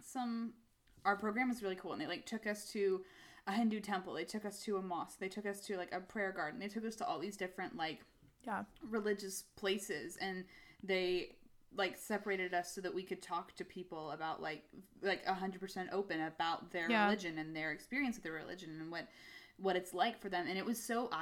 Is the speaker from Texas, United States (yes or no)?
yes; Texas, United States; accent: southern; I grew up here in Texas